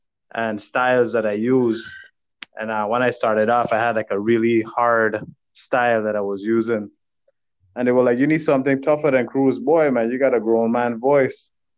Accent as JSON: {"language": "English", "country": "U.S. Virgin Islands", "tie": "born or raised there", "said": "Yes, born and raised in the Virgin Islands."}